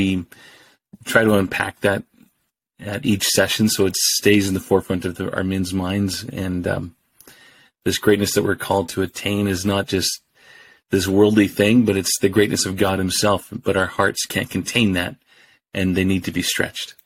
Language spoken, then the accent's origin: English; Edmonton, Alberta, Canada; moved away as an adult; now in Regina, Canada; born and raised in Edmonton